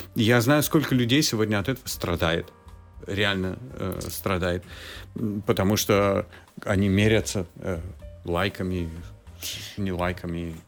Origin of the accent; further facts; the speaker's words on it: Georgia; moved away; я как человек с Кавказа, особенно с Грузии